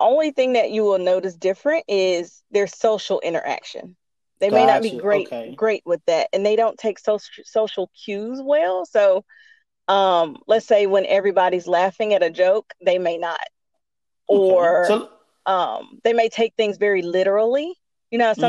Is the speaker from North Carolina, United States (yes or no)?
yes; Winston-Salem, North Carolina, United States; now in Greensboro, United States; I am originally from Winston-Salem, North Carolina. I grew up in Winston-Salem.